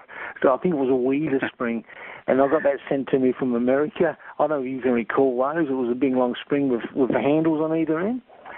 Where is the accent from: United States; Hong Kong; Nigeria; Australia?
Australia; Broken Hill, New South Wales; I was born here and raised here